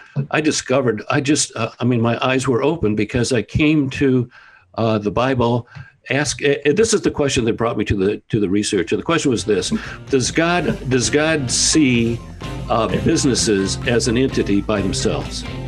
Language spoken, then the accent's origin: English; Toledo, Ohio, United States; I was raised in Toledo, Ohio